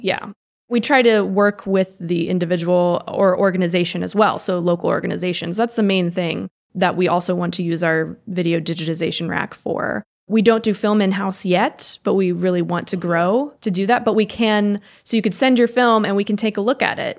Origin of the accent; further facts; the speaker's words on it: Reisterstown, Maryland, United States; also born or lived in Los Angeles; I grew up in Reister's Town